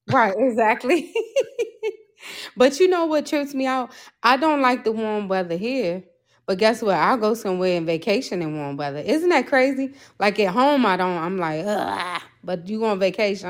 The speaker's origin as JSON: {"language": "English", "area": "Prince George's County", "region": "Maryland", "country": "United States", "said": "I am from P G County, Maryland, which is right outside of D C"}